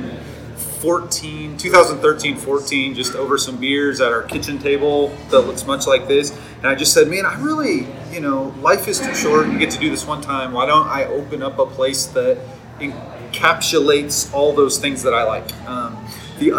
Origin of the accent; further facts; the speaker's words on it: Stillwater, Oklahoma, United States; now in Oklahoma City, United States; So Stillwater is my hometown. Even though I live in Oklahoma City right now, I'm here all the time.